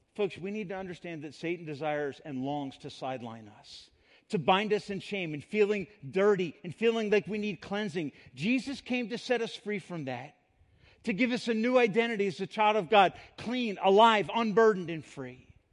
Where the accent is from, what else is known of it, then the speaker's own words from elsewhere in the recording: Montgomery County, Pennsylvania, United States; I grew up in Montgomery County, Pennsylvania, near Lancaster